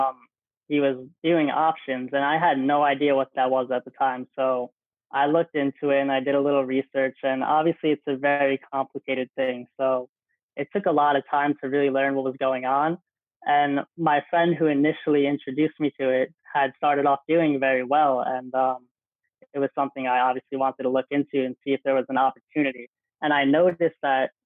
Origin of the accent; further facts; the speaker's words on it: Old Bridge, New Jersey, United States; I'm from Old Bridge, New Jersey, a small town in Jersey